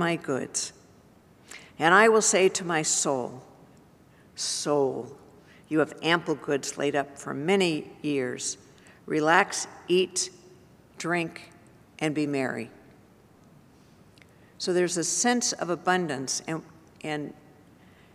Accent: Santa Barbara, California, United States; I was raised in Santa Barbara

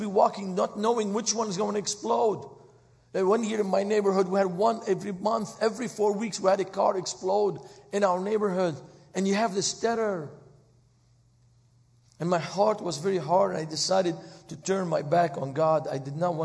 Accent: Beirut, Beirut Governorate, Lebanon; moved away as an adult; also born or lived in Texas / Cleveland, Ohio; now in United States; I was born in Beirut, Lebanon

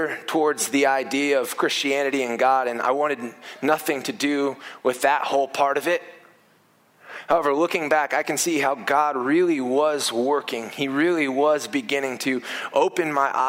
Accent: Indiana, United States; I grew up in Indiana where basketball was a big deal

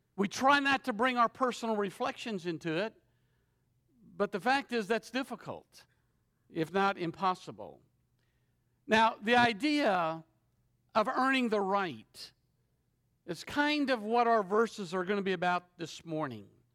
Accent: Shreveport, Louisiana, United States; I'm from Shreveport, Louisiana

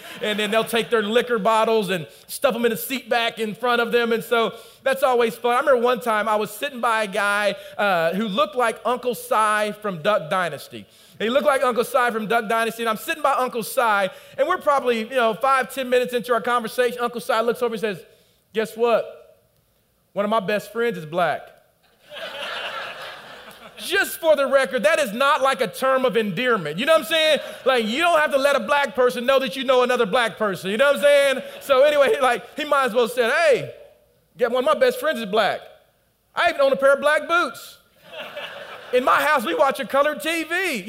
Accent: United States; I'm from the South or the Midwest, we call it.

